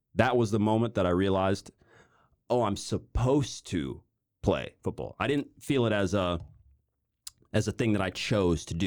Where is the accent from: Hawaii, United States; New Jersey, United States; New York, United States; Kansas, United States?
Kansas, United States; Overland Park; I'm from Kansas City. Uh, I was born in Overland Park, uh, Kansas in the U S.